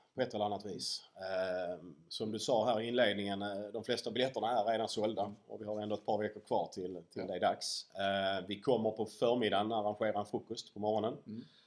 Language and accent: Swedish; Ystad, Skåne, Sweden; jag är från Ystad